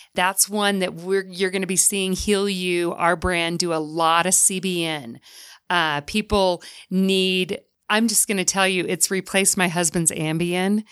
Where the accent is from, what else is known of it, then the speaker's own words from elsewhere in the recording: the South, United States; now in Utah, United States; I'm from the South